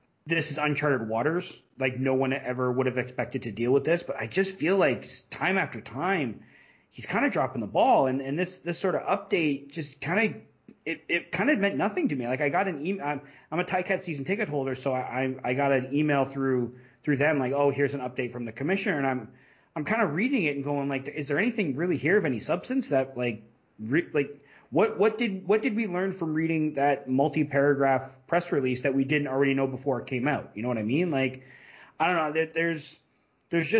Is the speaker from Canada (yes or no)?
yes; Canada; as a Canadian